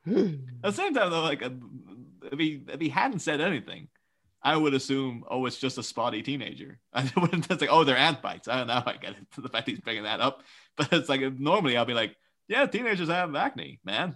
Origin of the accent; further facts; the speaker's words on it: Ireland; we're Irish children